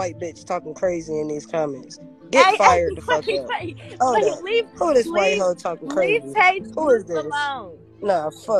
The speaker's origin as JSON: {"language": "English", "region": "New York", "country": "United States", "said": "I'm from New York"}